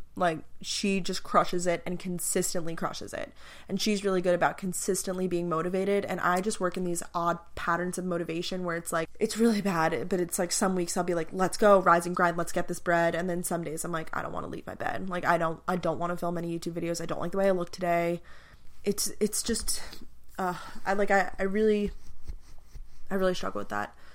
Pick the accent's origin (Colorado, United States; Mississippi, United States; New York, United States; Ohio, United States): New York, United States; Long Island; moved away as an adult; also born or lived in Athens, Georgia; I'm originally from Long Island, New York